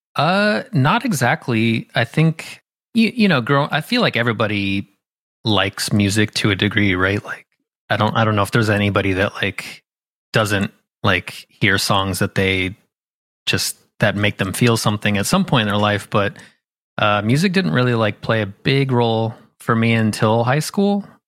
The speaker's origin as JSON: {"language": "English", "region": "Southern California", "country": "United States", "tie": "born or raised there", "moved": "yes", "lives_now": "Philadelphia, United States", "said": "I grew up in Southern California, um, like an hour south of L"}